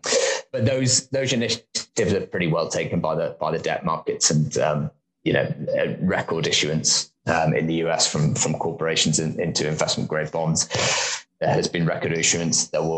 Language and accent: English; United Kingdom; That I don't know the Queen personally, I suspect, or something along those lines. I think, probably the size of our country. I think we're often seen as quite small and regional.